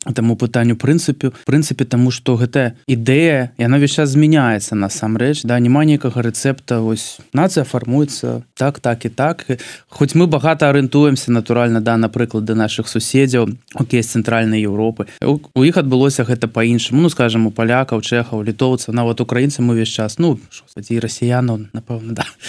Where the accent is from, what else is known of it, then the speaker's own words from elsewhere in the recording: Belarus; moved away; я з чарнобыльской зоны